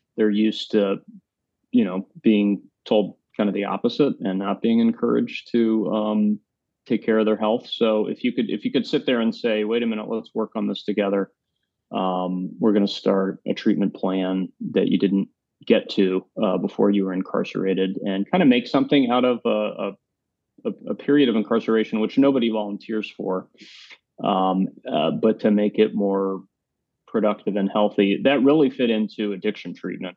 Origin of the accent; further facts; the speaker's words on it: Tennessee, United States; moved away as an adult; now in New York City, United States; I grew up in Tennessee